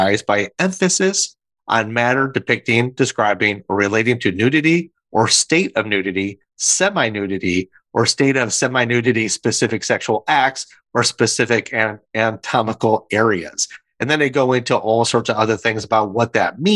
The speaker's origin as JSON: {"language": "English", "region": "Michigan", "country": "United States", "tie": "born or raised there", "moved": "yes", "lives_now": "South Carolina, United States", "said": "my home state of Michigan"}